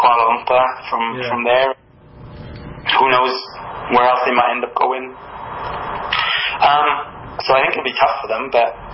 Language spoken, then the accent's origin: English; Wales, United Kingdom; accent: Welsh; some people may have gathered from my accent that I'm from Wales